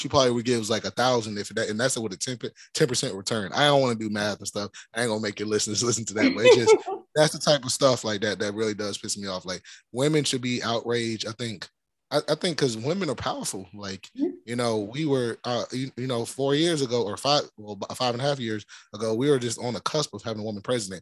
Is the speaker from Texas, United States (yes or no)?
no; Florida, United States; I grew up in Florida